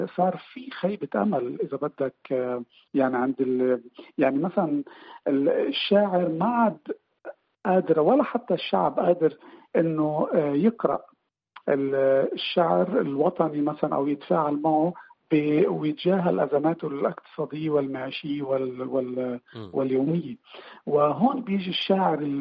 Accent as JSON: {"language": "Arabic", "town": "Beirut", "region": "Beirut Governorate", "country": "Lebanon", "tie": "born or raised there", "also_born_or_lived": "Shatila camp, Lebanon", "moved": "as an adult", "lives_now": "Iceland", "said": "انا ولدت وربيت ببيروت آه، كفلسطيني"}